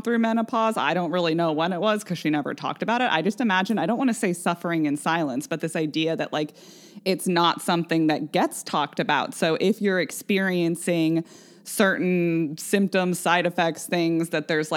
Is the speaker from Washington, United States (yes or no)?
yes; Vashon, Washington, United States; we grew up on Vashon